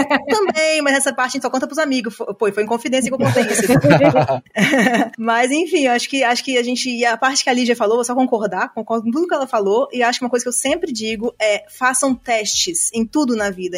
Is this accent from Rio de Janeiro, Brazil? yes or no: no; Juiz de Fora, Minas Gerais, Brazil; moved away; Eu sou originalmente de Minas Gerais. então, Juiz de Fora